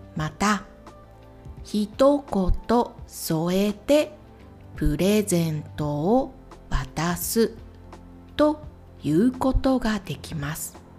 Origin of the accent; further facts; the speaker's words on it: Ehime, Japan; 私と同じ愛媛県出身